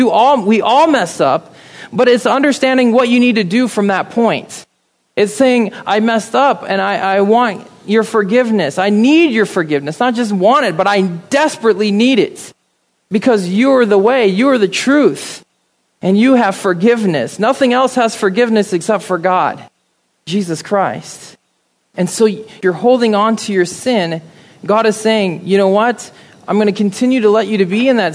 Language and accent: English; Midwest, United States; moved away; growing up in the Midwest